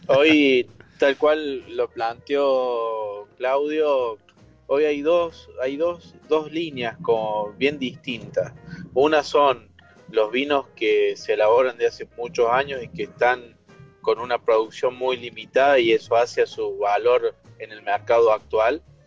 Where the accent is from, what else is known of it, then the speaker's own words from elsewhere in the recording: Traslasierra, Córdoba, Argentina; muy cerquita de mi pueblo natal